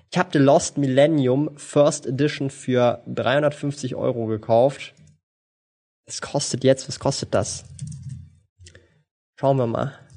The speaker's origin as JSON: {"language": "German", "country": "Switzerland", "said": "Ja, natürlich kann ich Schweizerdeutsch. Bin ja Schweizer, meine Güte."}